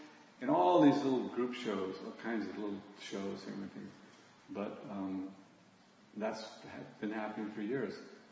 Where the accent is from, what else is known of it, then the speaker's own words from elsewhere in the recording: Los Angeles, California, United States; born there; because I was born in Aliso Village.